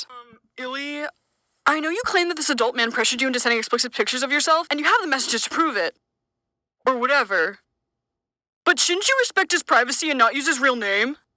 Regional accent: North Carolina, United States; moved away as an adult; Most of you know I grew up in North Carolina and moved to California for college.

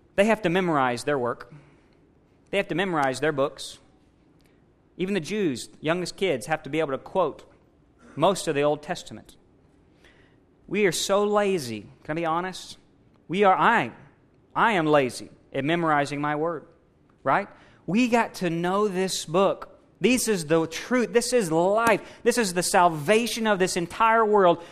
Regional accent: United States; We're American strong

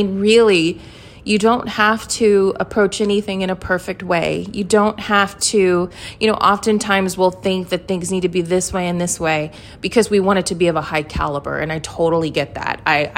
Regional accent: New York City, New York, United States; I am a New Yorker and occasionally there are F-bombs that happen.

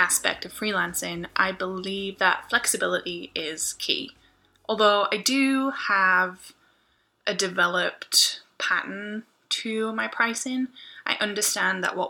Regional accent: United Kingdom; I'm British, and I say maths, not math.

